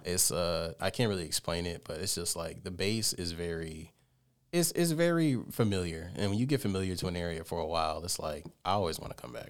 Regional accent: Columbus, Georgia, United States; I was born and raised in Columbus, Georgia

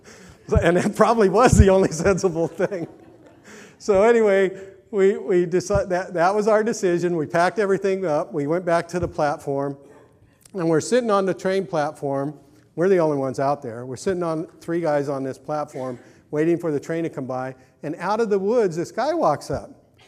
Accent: California, United States; And, you know, I was raised Catholic. I came from Southern California when the Jesus movement was really starting to take off.

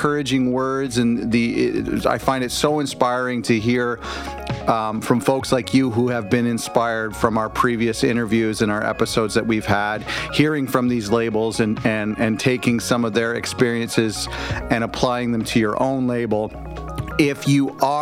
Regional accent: Canada; I'm Canadian

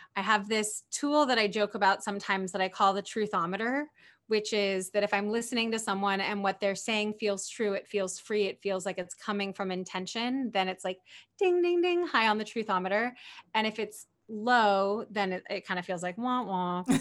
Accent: near Berkeley, California, United States; grew up near Berkeley, California

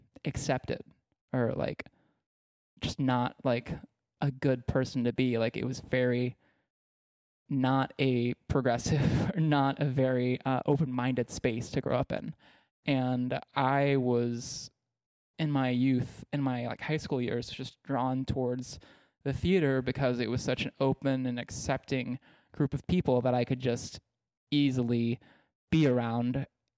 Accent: Texas, United States; I was ashamed of it based on growing up in East Texas.

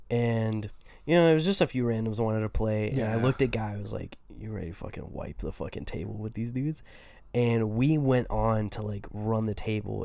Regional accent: Texas, United States; moved away as an adult; now in Iowa, United States; I'm from Texas, so yeah. I'm used to Southern culture.

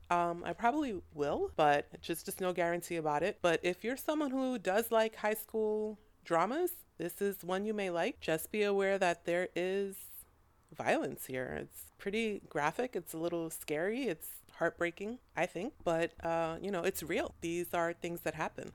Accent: United States; I'm not from Thailand. I'm from America

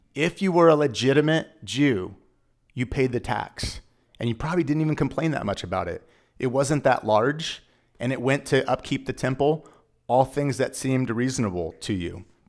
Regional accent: Dinuba, California, United States; also born or lived in Tulare, California; now in Exeter, United States; I'm from Dinuba because that's where I went to school

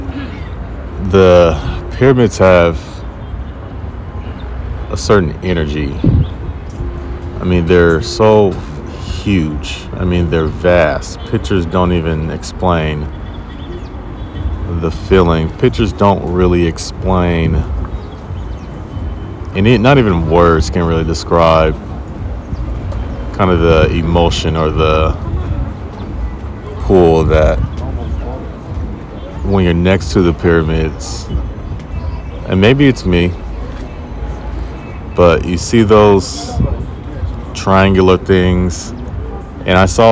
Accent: United States

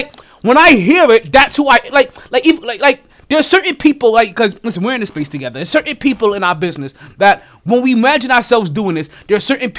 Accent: New York City, New York, United States; growing up in Brooklyn back then.

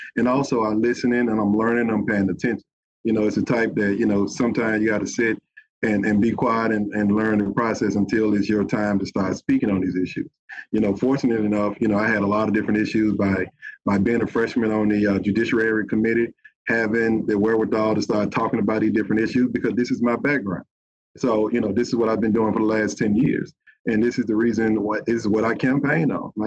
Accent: Bessemer, Alabama, United States; I am from Bessemer. You know, I grew up there

